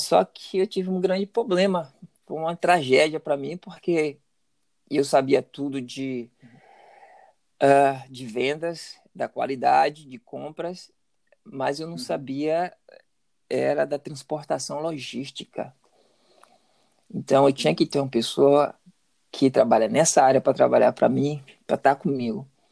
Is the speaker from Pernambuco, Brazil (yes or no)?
no; Salvador, Bahia, Brazil; moved away as an adult; now in United States; eu nasci, cresci em Salvador e sou, sou garoto de Salvador.